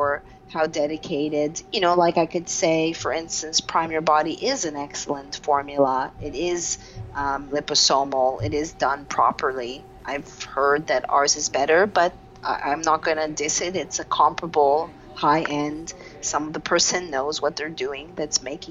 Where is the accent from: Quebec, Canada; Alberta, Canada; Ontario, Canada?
Quebec, Canada; Montreal; I'm from Montreal, Canada, I'm 45